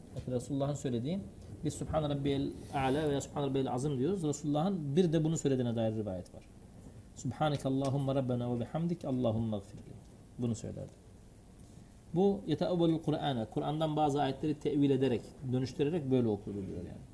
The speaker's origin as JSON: {"language": "Turkish", "town": "Siirt", "region": "Siirt Province", "country": "Turkey", "said": "biz e, Siirtliyiz."}